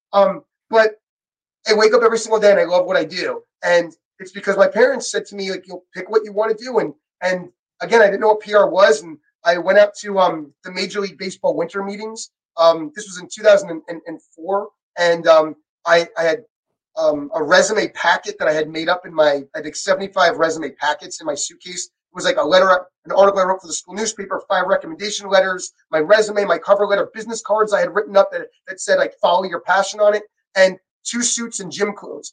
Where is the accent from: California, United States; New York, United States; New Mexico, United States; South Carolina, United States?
New York, United States; Long Island; I grew up on Long Island